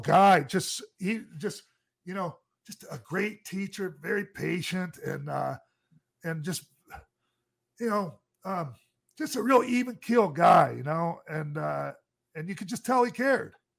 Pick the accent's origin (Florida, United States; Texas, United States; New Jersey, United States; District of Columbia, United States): Florida, United States; I grew up down in Florida